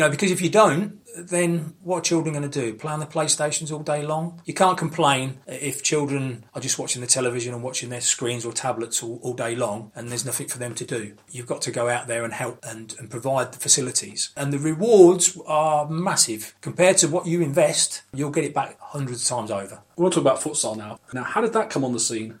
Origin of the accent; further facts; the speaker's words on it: London, United Kingdom; also born or lived in Cambridgeshire; now in Cambridge, United Kingdom; I was brought up in the East End of London, uh, Canning Town